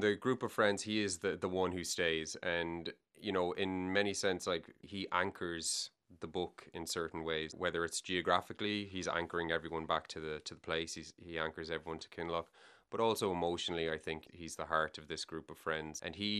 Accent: Galway, Connacht, Ireland; also born or lived in Dublin; So I was born in Dublin, but I grew up in Galway. We moved to Galway when I was three.

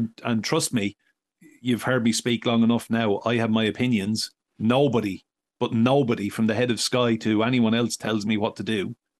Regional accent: County Wexford, Ireland; I'm proud. I will never change my accent. I will never have any other passport than an Irish passport. And to my dying breath, I will be a very proud Wexford man.

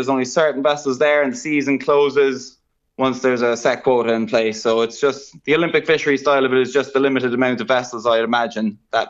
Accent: New Zealand; obviously there was complications with being Kiwi residents, being in Australia, and what was going to happen with if everything shut down.

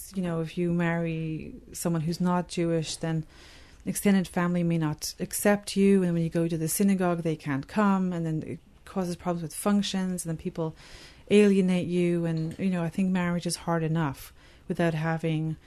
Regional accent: Ireland; moved away as an adult; now in Canada; I'm Irish

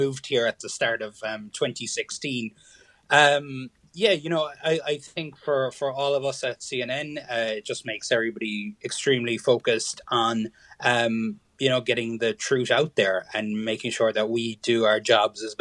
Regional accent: Kerry, Munster, Ireland; now in Connecticut, United States; I'm from Kerry.

